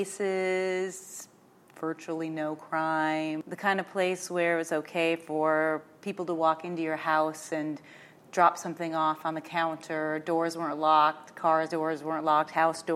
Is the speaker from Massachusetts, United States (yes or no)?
no; South Dakota, United States; moved away as an adult; being raised on a farm and a ranch in rural South Dakota